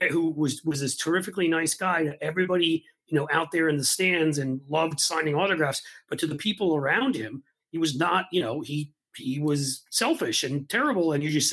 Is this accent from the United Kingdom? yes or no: no; New York City, New York, United States; I grew up in New York City and my dad grew up in the Bronx